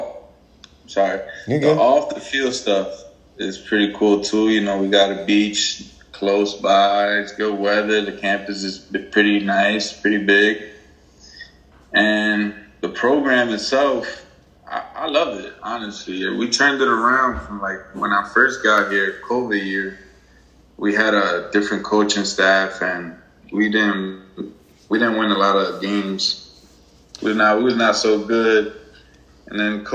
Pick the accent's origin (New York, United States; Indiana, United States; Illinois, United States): New York, United States; New York City; moved away as an adult; now in Beaufort, United States; I'm from New York City